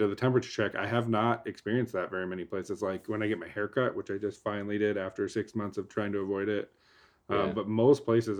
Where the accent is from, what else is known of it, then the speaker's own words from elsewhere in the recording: Texas, United States; I came from Texas, a lot more lax. From like a mandate perspective. Mm-hmm. So I've only been in Oregon for like a week